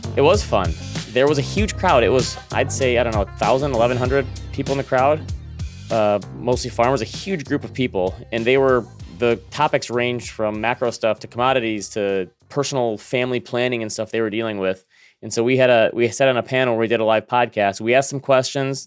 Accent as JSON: {"language": "English", "region": "Michigan", "country": "United States", "said": "I'm a fellow Midwesterner here. I'm from, I'm from Michigan."}